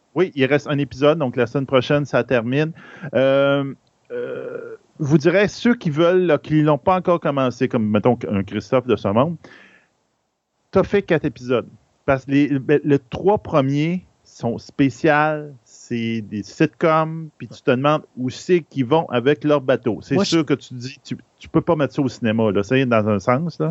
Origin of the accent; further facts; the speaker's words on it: Bas-Saint-Laurent, near Rimouski, Quebec, Canada; je viens du Bas-Saint-Laurent. Je suis originaire de ce coin-là, dans le coin de Rimouski